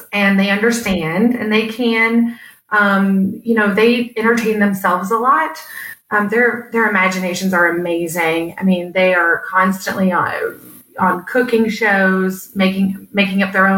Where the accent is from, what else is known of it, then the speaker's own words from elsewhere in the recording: Louisville, Kentucky, United States; I'm born and raised in Louisville